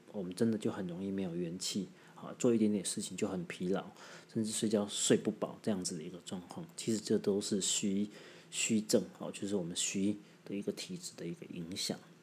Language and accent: Chinese; Tainan, Taiwan; 本豆啊呢，对我们台南人的意思呢，其实就是早餐的时候去吃，呃，自助式，哦，台南式的一个，呃，早餐的一种方式